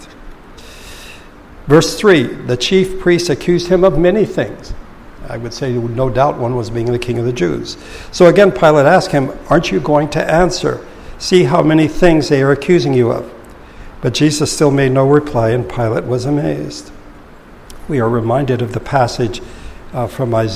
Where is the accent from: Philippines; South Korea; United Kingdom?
Philippines; moved away; growing up in the Philippines